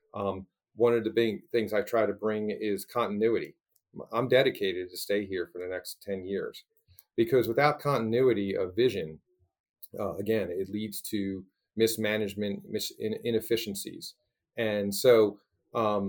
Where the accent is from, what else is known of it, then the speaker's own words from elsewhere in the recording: East Coast, United States; now in Portland, United States; I'm from the East Coast